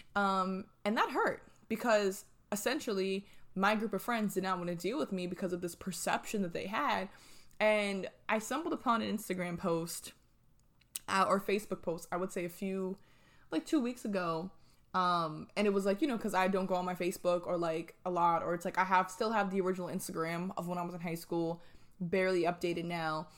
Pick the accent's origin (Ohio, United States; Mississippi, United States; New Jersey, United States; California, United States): New Jersey, United States; moved away as an adult; now in Atlanta, United States; I'm from New Jersey and I moved to Atlanta.